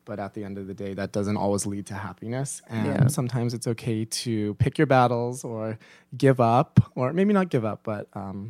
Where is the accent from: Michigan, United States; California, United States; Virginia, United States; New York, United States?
California, United States; San Jose; San Jose, California. Okay. So Northern California. Both California boys.